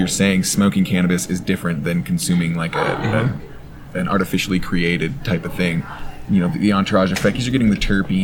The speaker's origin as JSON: {"language": "English", "region": "Montana", "country": "United States", "moved": "yes", "lives_now": "Oregon, United States", "said": "I'm from Montana, and now I'm in Oregon."}